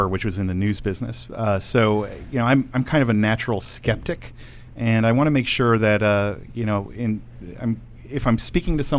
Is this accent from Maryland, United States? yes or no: yes; Baltimore, Maryland, United States; I grew up around Baltimore.